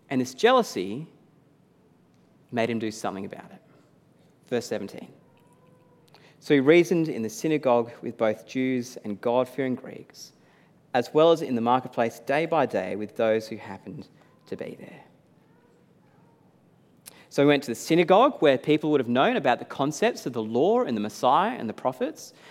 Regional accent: New South Wales, Australia; I was jealous for her support of the Blues after growing up and supporting them togeth

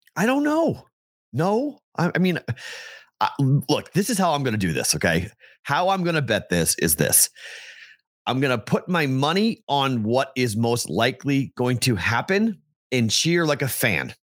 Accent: New England, United States; we grew up in New England

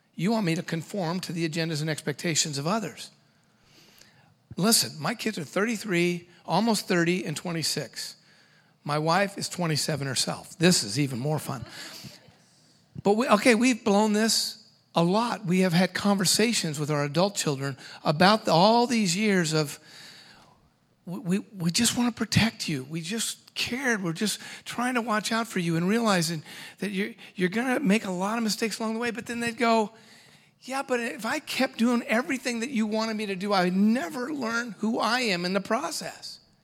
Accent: Washington, United States; I'm from Washington State

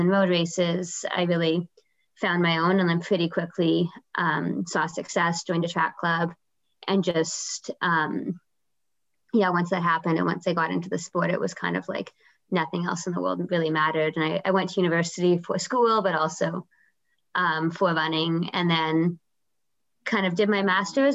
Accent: Vancouver, British Columbia, Canada; also born or lived in Guelph, Ontario; I'm from Vancouver. So I grew up here

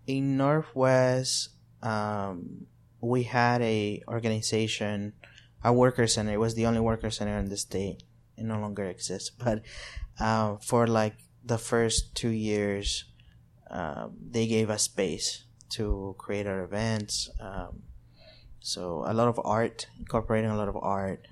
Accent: El Salvador; also born or lived in Arkansas, United States; now in Little Rock, United States; I'm from El Salvador. I've been in the U S for over seventeen years.

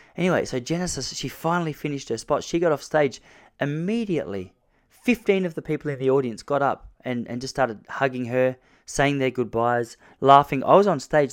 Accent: Point Lonsdale, Victoria, Australia; my hometown in Point Lonsdale in Victoria, Australia.

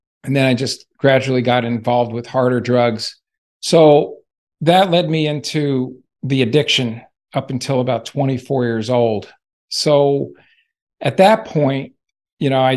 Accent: Las Vegas, Nevada, United States; moved away as an adult; also born or lived in New Jersey; I originally came from New Jersey and moved to Las Vegas, Nevada in 1969. My parents brought me there.

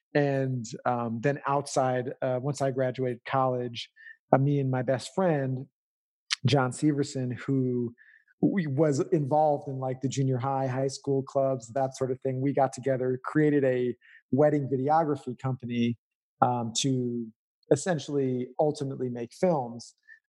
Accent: Oak Park, Illinois, United States; moved away as an adult; also born or lived in Northfield, Minnesota; I grew up in Chicago, specifically a suburb called Oak Park.

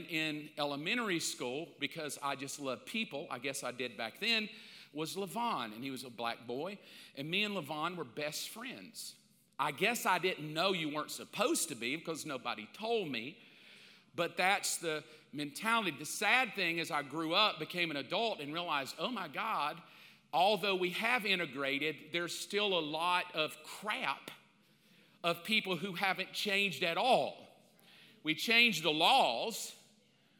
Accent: the South, United States; I grew up in the South.

